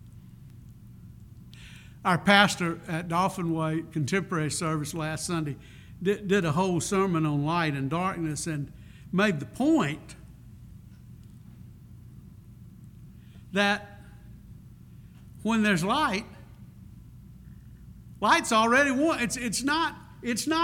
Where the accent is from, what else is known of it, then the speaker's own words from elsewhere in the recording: Prichard, Alabama, United States; also born or lived in Crichton, Mobile, Alabama; I was very fortunate to grow up in 8 Mile, northern part of Pritchard, Alabama. I tell people I was born in Pritchard, raised in Crichton